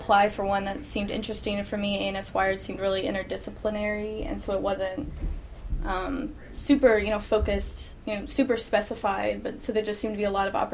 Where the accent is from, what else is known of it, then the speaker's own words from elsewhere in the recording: Lexington, Kentucky, United States; I'm a junior. I'm from Lexington, Kentucky